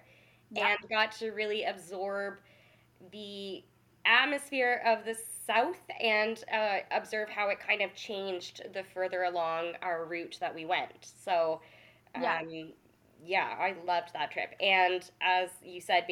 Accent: Canada; we're Canadian

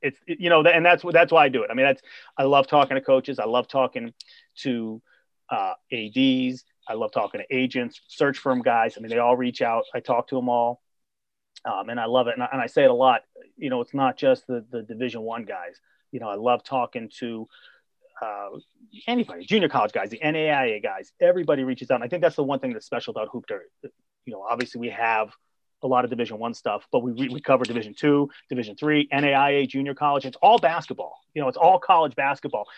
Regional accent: Boston, Massachusetts, United States; also born or lived in Columbia, South Carolina; I'm a Boston guy, born and bred. Um, I've lived in Boston my whole life, except for two years in Columbia

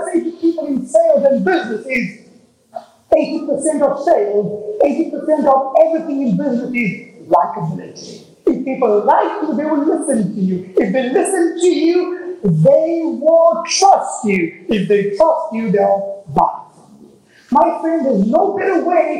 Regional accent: Texas, United States; I'm from Texas

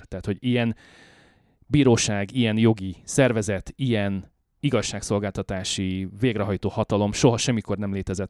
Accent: Hungary; now in Canada; európaiként, magyarként

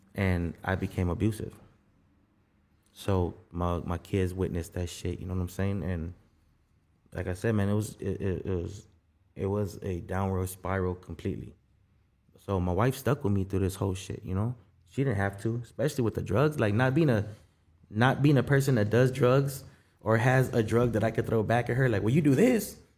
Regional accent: South Gate, California, United States; also born or lived in Guatemala / Skid Row, Los Angeles; Nah, we didn't live in Southgate. We're from Southgate

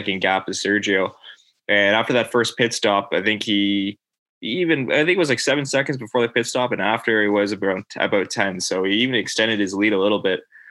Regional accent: Canada; as a Canadian

